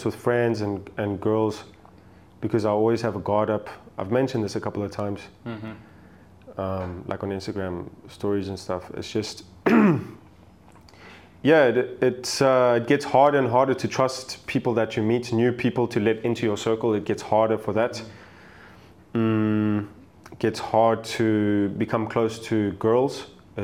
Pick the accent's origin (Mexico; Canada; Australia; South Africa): South Africa; accent: South African; moved away; also born or lived in Germany / Colombia; I was born and raised in South Africa, to a South African mom. And to a German dad, and I lived a couple of years in Germany